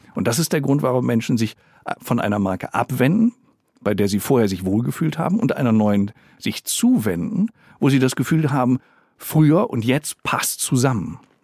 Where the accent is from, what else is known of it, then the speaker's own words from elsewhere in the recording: Germany; hier bei uns in Deutschland